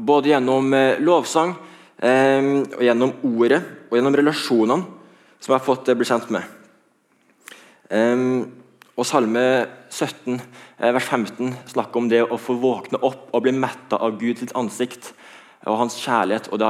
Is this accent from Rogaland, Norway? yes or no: no; Trondheim, Trøndelag, Norway; hører at jeg ikke er fra Karmøy, jeg er fra Trondheim.